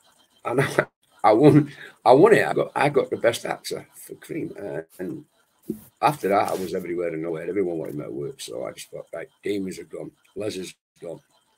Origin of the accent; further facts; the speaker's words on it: Wales, United Kingdom; also born or lived in Manchester; I was brought up in Wales, and Wales is part of my life. And the Welsh people, I consider myself Welsh, even though I was born in Manchester. I was brought up in Wales till I was 3 years of age.